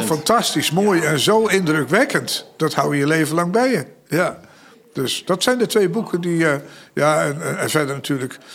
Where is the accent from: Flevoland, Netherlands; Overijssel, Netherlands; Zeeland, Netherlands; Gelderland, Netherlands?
Overijssel, Netherlands; Zalk; also born or lived in Aarlanderveen, South Holland; ik ben natuurlijk eh, opgegroeid in Zalk. En ik was zeven jaar toen ik daar kwam. En eh, ik kwam uit Aarlanderveen, Zuid-Holland.